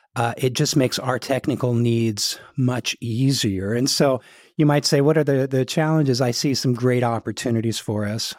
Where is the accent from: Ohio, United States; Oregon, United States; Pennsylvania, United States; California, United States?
Oregon, United States; Portland; moved away as an adult; also born or lived in New Jersey; my hometown of Portland